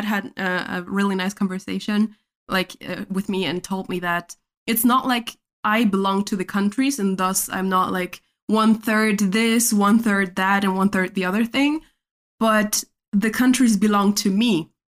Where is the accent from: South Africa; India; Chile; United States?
Chile; first language es; English is a second language; But then I have to be like, yeah, because I'm also from Chile and blah, blah, blah.